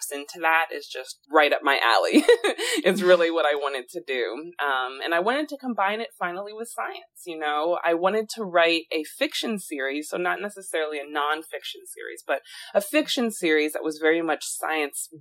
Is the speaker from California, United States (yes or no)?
no; Alexandria, Virginia, United States; moved away; also born or lived in Massachusetts / Chicago / Chile; I'm originally from Alexandria, Virginia, and I've really bounced around a lot since then.